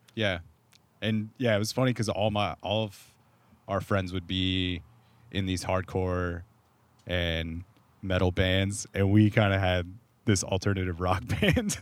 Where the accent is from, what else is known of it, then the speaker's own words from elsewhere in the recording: Corona, California, United States; where I grew up in Southern California, which is just concrete suburbs